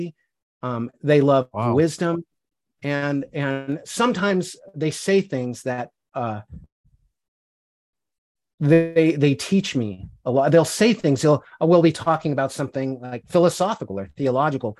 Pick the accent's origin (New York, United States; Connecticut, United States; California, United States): California, United States; Aptos; also born or lived in Fort Collins, Colorado; I grew up in California. I was born in Colorado, lived there till I was 5, up in the Rockies